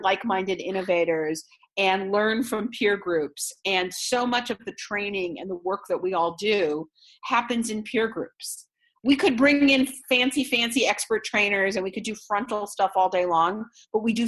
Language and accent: English; Israel; moved away; I come from Israel